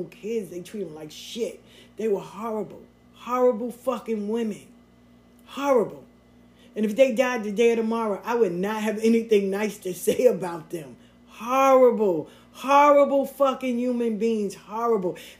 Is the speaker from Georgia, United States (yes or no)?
yes; Atlanta, Georgia, United States; moved away; I moved up here, right? I'm from Atlanta. I moved up here.